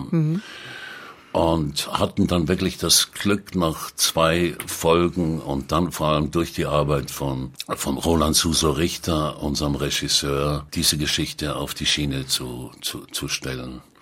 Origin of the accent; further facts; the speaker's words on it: Zurich, Switzerland; Äh, ich bin am Zürichsee aufgewachsen, das ist richtig.